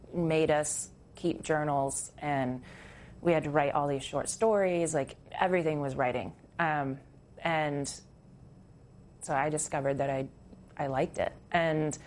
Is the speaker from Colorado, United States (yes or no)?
no; Alaska, United States; moved away; also born or lived in Port Townsend, Washington / Montana; I grew up in Alaska, and I moved out of Alaska with the intention to move to Montana